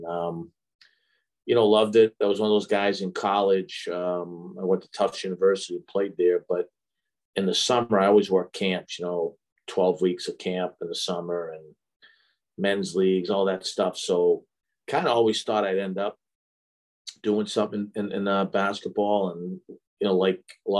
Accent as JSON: {"language": "English", "town": "Boston", "region": "Massachusetts", "country": "United States", "tie": "born or raised there", "said": "I was a hockey player growing up in Boston"}